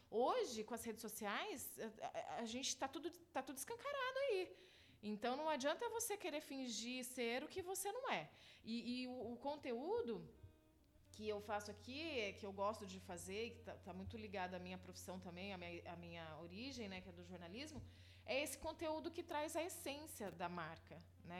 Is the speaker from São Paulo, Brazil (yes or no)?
yes; São José dos Campos, São Paulo, Brazil; moved away as an adult; also born or lived in South of Minas Gerais / Paris / Rio de Janeiro; Mineiro de São José dos Campos e fui criada aqui na cidade